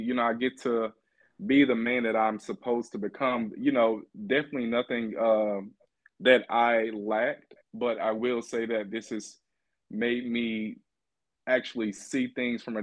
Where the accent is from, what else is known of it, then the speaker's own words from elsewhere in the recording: Bogalusa, Louisiana, United States; moved away as an adult; also born or lived in Baton Rouge, Louisiana; now in Seattle, United States; growing up in Louisiana